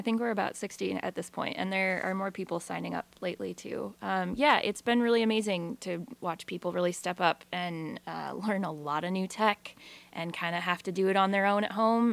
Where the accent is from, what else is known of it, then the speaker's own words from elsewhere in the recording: Newport, Washington, United States; moved away as an adult; now in Astoria, United States; I'm from Eastern Washington originally, north of Spokane, in a tiny little town called Newport